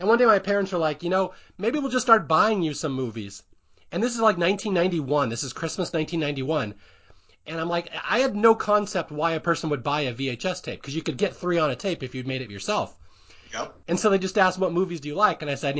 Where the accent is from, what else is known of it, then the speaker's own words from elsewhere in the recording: Seattle, Washington, United States; I used to be in marching band in high school. I grew up in Seattle. I was in marching band.